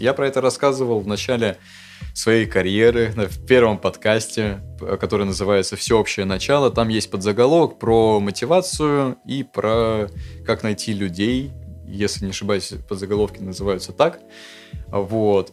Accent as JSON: {"language": "Russian", "region": "Moscow", "country": "Russia", "tie": "born or raised there", "said": "нахождение в родном городе, в Москве"}